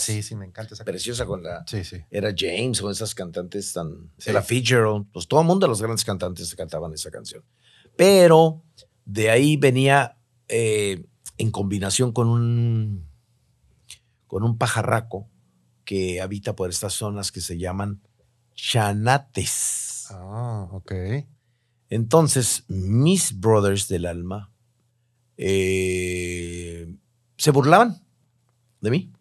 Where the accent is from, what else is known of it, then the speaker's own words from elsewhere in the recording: Tijuana, Baja California, Mexico; also born or lived in Mexico City; llegué a Tijuana, después de haber trabajado para Televisa México y, la radio XCW, este, me regresé a mi terruño querido